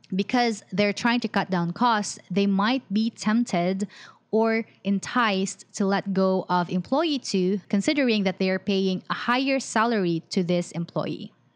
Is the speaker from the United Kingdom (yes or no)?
no; Philippines; I'm from the Philippines